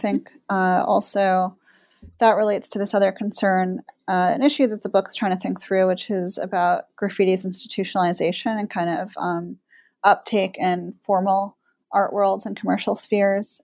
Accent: New York, United States; I grew up in New York

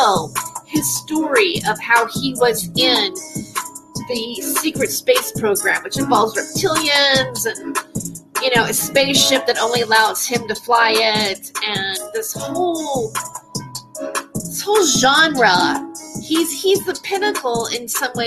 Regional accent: California, United States; I'm a Californian.

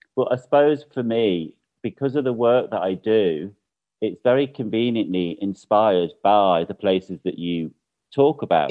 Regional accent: United Kingdom; now in Mallorca, Spain; for me as a Brit

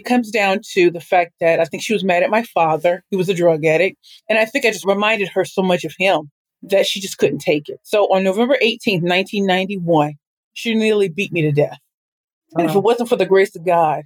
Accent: St. Louis, Missouri, United States; I am from St. Louis, Missouri.

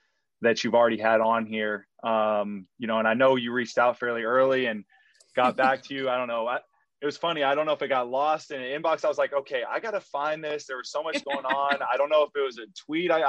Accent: Wyoming, United States; now in Florida, United States; I do consider myself from Florida now, but I'm originally from Wyoming

